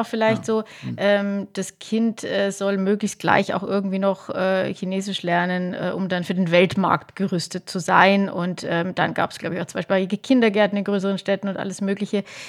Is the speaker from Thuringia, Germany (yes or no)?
no; Lower Bavaria, Germany; Niederbayern. Ja. Wir sind beide äh, auf dem Land aufgewachsen